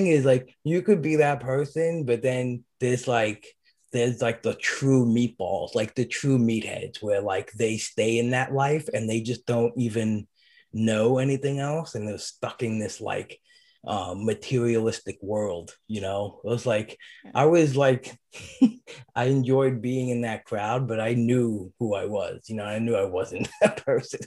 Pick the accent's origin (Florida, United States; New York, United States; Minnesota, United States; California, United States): New York, United States; Brooklyn; moved away; also born or lived in New Jersey; I grew up in Brooklyn